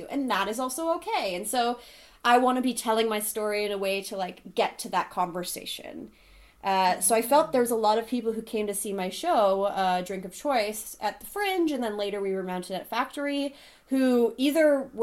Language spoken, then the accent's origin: English; Thunder Bay, Ontario, Canada; I'm from Thunder Bay and it's a very heteronormative society there